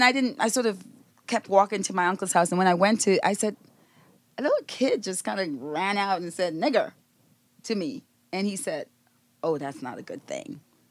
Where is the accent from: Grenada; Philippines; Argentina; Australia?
Grenada; now in United States; When I was growing up in Grenada, I never heard the words, the N-word